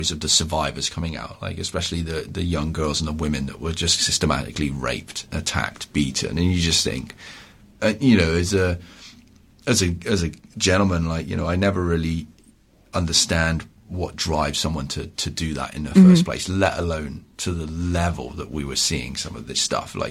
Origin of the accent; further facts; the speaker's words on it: Ontario, Canada; I'm from Ontario